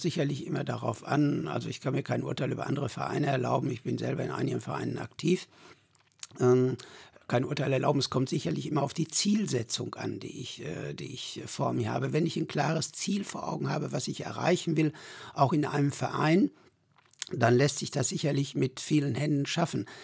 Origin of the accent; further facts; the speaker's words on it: Sögtrop, North Rhine-Westphalia, Germany; Ich bin 1953 in Söchtrop geboren, wohne auch Zeit meines Lebens